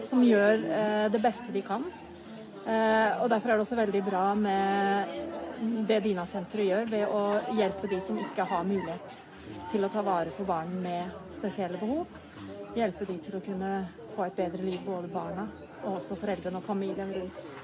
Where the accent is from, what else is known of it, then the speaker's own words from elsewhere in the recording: Norway; hjemme i Norge